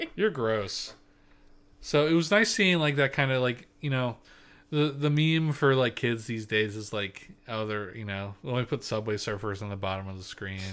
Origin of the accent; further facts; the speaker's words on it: Pennsylvania, United States; accent: Pennsylvania Dutch; I'm full P